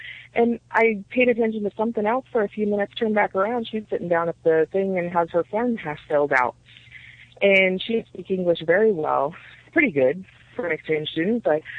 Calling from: Colorado, United States

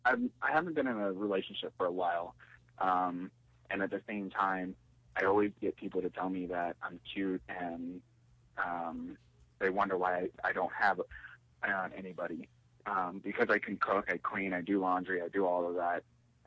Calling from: Denver, Colorado, United States; Hi, it's … from Denver.

